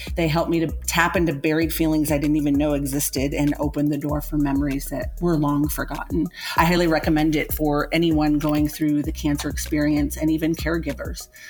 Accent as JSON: {"language": "English", "town": "Loveland", "region": "Colorado", "country": "United States", "said": "I'm from Loveland, Colorado"}